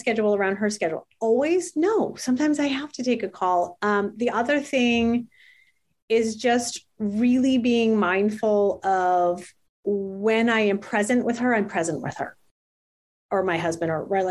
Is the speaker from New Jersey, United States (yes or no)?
yes; New Jersey, United States; I'm from New Jersey